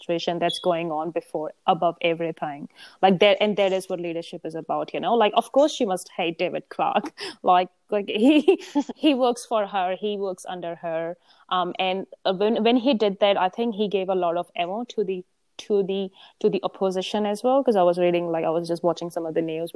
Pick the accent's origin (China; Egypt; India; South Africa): India; now in New Zealand; I grew up in India